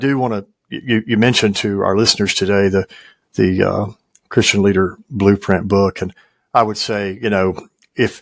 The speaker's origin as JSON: {"language": "English", "region": "West Tennessee", "country": "United States", "tie": "born or raised there", "also_born_or_lived": "Jackson, Tennessee / Memphis, Tennessee", "said": "I was raised in West Tennessee, still live there."}